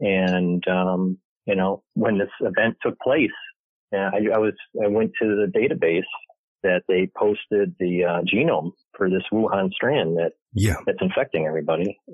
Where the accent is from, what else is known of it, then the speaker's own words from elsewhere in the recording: Michigan, United States; moved away as an adult; also born or lived in New York; I was born and raised in Michigan